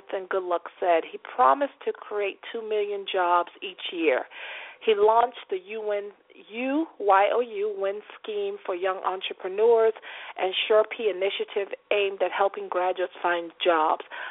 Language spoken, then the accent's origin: English; Nigeria; now in Atlanta, United States; as a Nigerian, you know, a Nigerian-American